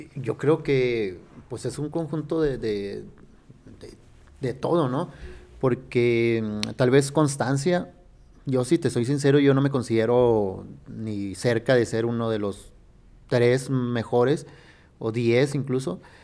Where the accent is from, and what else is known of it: Sonora, Mexico; born or raised there; now in Fresnillo, Mexico